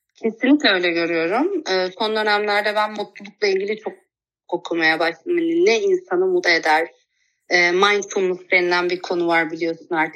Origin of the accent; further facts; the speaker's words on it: Kula, Manisa, Turkey; Kula'da doğdum. Kula küçük bir ilçe aslında. Manisa'nın bir ilçesi